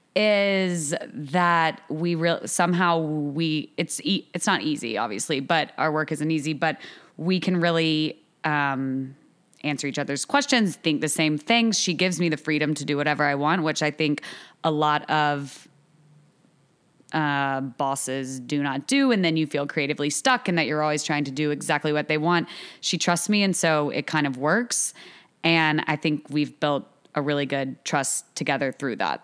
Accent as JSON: {"language": "English", "town": "Augusta", "region": "Georgia", "country": "United States", "tie": "born or raised there", "also_born_or_lived": "New York", "moved": "as an adult", "lives_now": "Charleston, United States", "said": "I'm from Augusta, Georgia. I went to school in Augusta until college"}